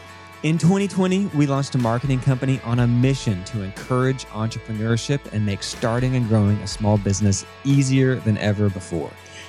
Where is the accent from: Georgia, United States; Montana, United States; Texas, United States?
Texas, United States; Fort Worth; I born and raised in Fort Worth. I've lived in a 3-mile radius my entire life. I freaking love Fort Worth.